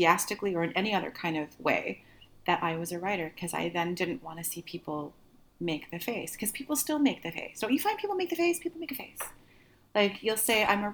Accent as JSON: {"language": "English", "country": "Canada", "also_born_or_lived": "Seattle, United States", "moved": "as an adult", "said": "I was living in Seattle and I'm Canadian"}